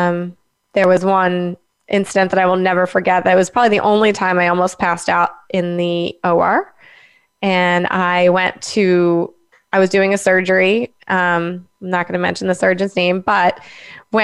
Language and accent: English; Langhorne, Pennsylvania, United States; also born or lived in Delaware; I'm from Langhorne, Pennsylvania